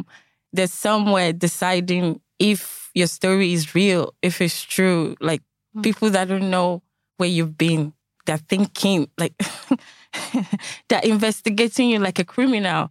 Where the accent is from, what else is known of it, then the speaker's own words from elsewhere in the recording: Nigeria; now in Ireland; I'm a Nigerian